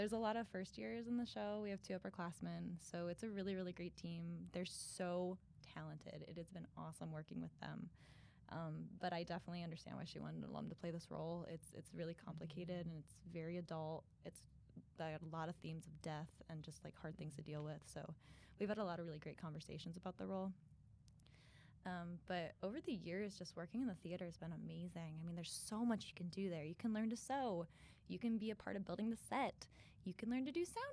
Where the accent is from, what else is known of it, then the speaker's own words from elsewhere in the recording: Napoleon, Ohio, United States; moved away as an adult; I'm actually from a small town in Northwest Ohio called Napoleon